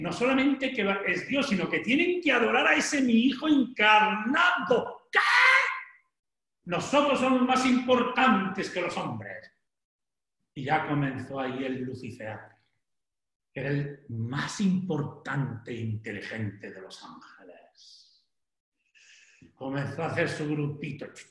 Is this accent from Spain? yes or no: yes; Sanchidrián, Castile and León, Spain; moved away; Soy de, Ávila